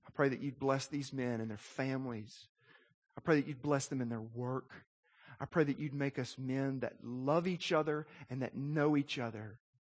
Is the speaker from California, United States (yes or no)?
no; Little Rock, Arkansas, United States; When I was a little boy, growing up in Arkansas